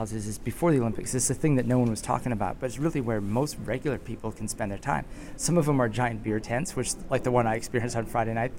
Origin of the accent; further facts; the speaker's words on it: Southern Canada, Canada; I'm Canadian, I grew up here, in southern Canada, I guess. We call it not northern Canada.